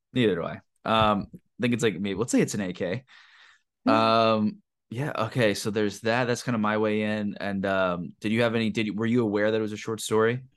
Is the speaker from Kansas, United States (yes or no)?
no; Pennsylvania, United States; moved away; also born or lived in Vermont; I grew up in Pennsylvania